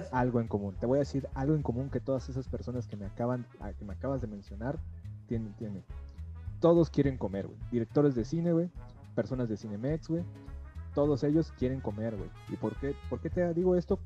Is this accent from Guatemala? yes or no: no; Mexico; como cualquier mexicano